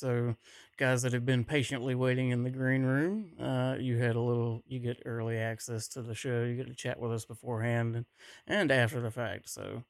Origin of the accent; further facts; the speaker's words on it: Georgia, United States; I'm from Georgia